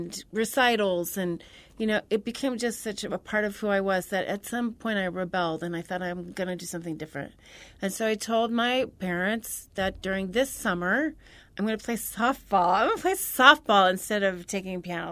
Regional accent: Central Illinois, United States; I'm from Central Illinois, about 3.5 hours south of Chicago.

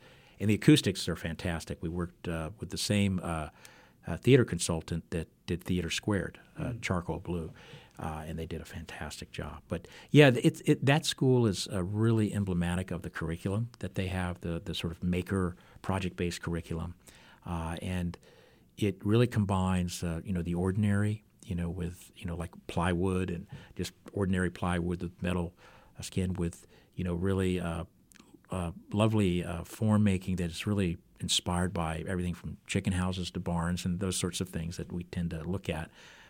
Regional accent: Alabama, United States; now in Arkansas, United States; I'm originally from Alabama, but I've been fighting ever since I moved to Arkansas.

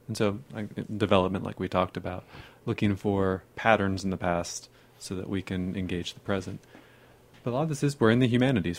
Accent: Northern Virginia, United States; now in Texas, United States; I grew up near the Smithsonian

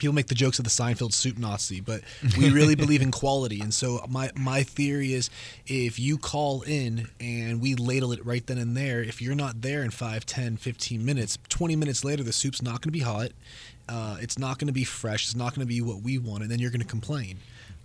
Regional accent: United States; moved away as an adult; also born or lived in Los Angeles, California / Las Vegas, Nevada / Portland; now in Valparaiso, United States; Born and raised in Los Angeles and Vegas, moved out here.

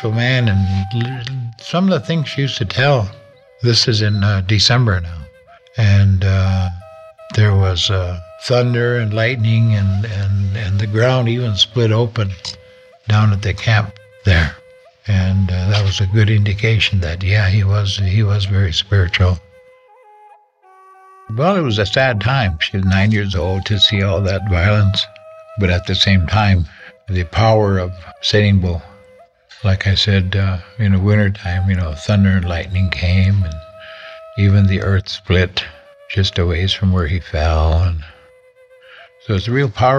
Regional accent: Little Eagle, South Dakota, United States; I was raised in Little Eagle by my grandmother.

